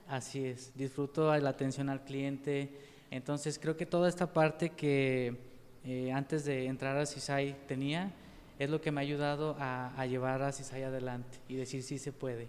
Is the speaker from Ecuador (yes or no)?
no; Pegueros, Jalisco, Mexico; also born or lived in Yahualica / Guadalajara / Tepatitlán; soy originario de Pegueros, pero nací en Yahualica.